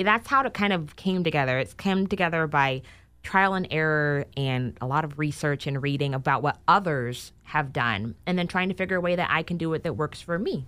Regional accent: Sacramento, California, United States; moved away as an adult; also born or lived in Los Angeles / Chicago; I am actually originally born and raised in Sacramento

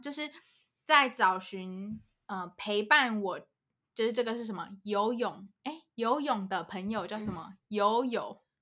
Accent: Taiwan; moved away as an adult; also born or lived in United States; 我就是台湾出生长大，我就是台湾人

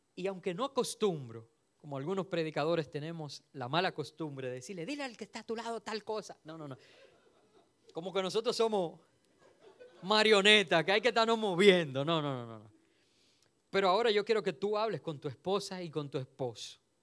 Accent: Dominican Republic; Nosotros somos un país caribeño

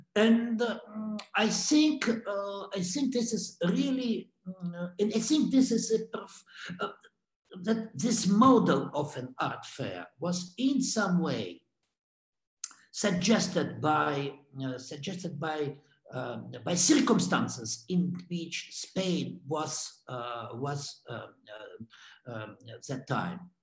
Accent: Russia; moved away; I'm, I'm originally from Russia and still is Russian

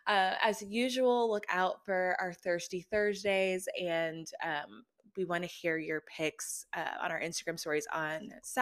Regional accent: Austin, Texas, United States; also born or lived in Alabama; But so I was born in Alabama, which, I mean, check my birth certificate. I was born in Alabama. I'm an Alabama fan. However, I was raised in Austin, Texas.

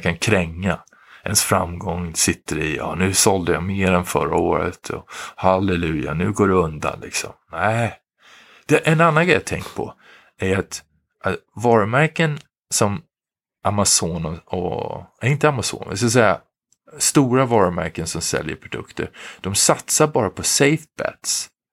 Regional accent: Sweden; moved away as an adult; now in Philadelphia, United States; vi i Sverige, vi svenskar

